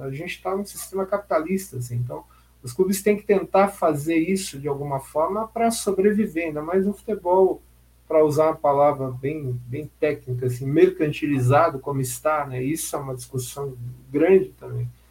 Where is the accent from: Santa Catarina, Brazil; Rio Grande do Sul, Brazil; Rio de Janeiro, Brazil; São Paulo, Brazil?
São Paulo, Brazil; Jundiaí; now in São Paulo, Brazil; eu não sou paulistano, eu nasci em Jundiaí